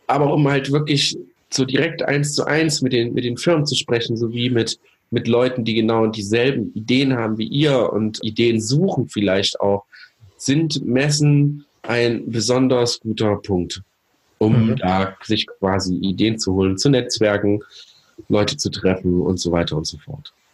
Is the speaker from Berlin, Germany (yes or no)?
no; Thuringia, Germany; Thüringen kennt, äh, meine Heimat, Geburtort übrigens, äh, hm. mein Geburtsland, Bundesland sozusagen